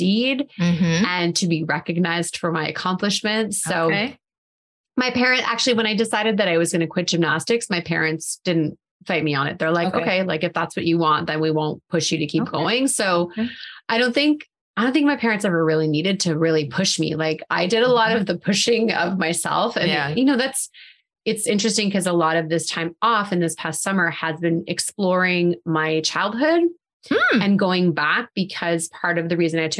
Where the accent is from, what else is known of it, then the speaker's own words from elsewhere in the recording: close to Toronto, Ontario, Canada; also born or lived in Quebec (near Montreal); now in Vancouver Island, Canada; born in the French speaking province of Quebec, but grew up in Ontario, close to Toronto